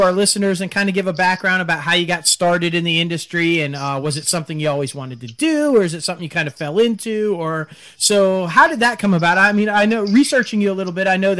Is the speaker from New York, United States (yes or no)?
yes; New York, United States; now in South Mississippi, United States; I'm from New York